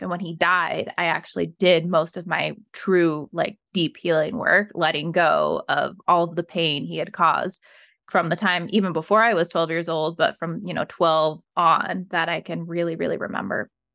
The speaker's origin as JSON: {"language": "English", "town": "Evergreen", "region": "Colorado", "country": "United States", "tie": "born or raised there", "said": "I was raised in Evergreen, Colorado"}